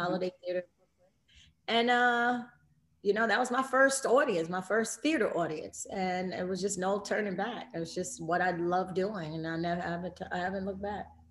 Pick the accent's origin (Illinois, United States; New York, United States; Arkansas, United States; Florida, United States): New York, United States; New York City; I grew up in New York and was born and raised in Queens